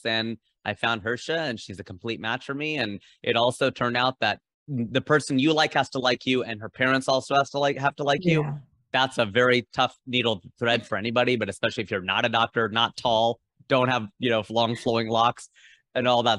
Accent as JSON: {"language": "English", "region": "Southwest Ohio", "country": "United States", "tie": "born or raised there", "said": "we were socialized to be so mainstream white growing up in Southwest Ohio."}